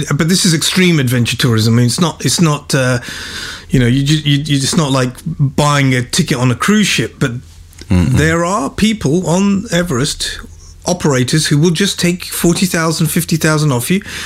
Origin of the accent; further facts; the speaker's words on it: England, United Kingdom; accent: British; now in Bawshar, Oman; I was born in England. Mm. I grew up in England.